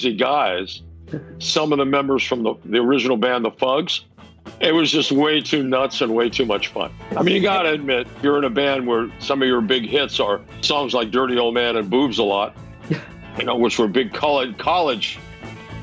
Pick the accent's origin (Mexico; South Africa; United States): Mexico; Mexico City; moved away; I grew up in Mexico City